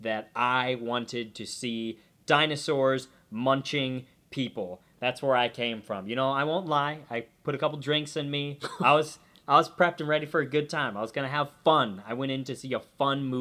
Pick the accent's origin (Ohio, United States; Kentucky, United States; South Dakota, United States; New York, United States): Ohio, United States; Columbus; moved away as an adult; now in San Francisco, United States; I come from the Midwest, Columbus, Ohio.